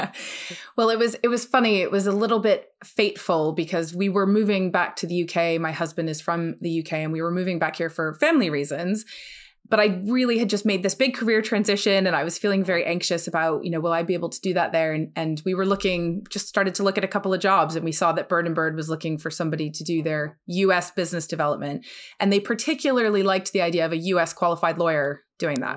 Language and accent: English; New Jersey, United States; moved away; also born or lived in New York; I'm originally from the U S, I am from New Jersey